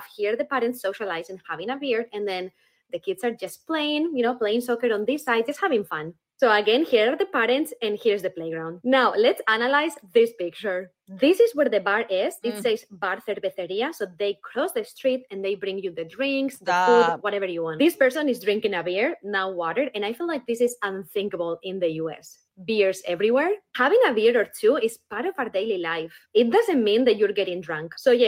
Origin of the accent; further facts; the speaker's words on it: Spain; now in United States; I'm from Spain, living in the US